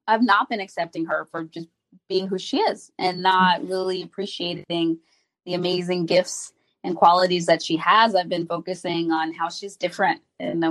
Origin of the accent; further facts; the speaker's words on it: Haiti; I'm from Haiti, and we have a family that they're very huggy